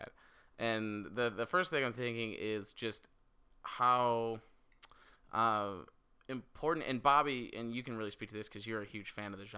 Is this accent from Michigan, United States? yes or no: yes; Michigan, United States; I'm from Michigan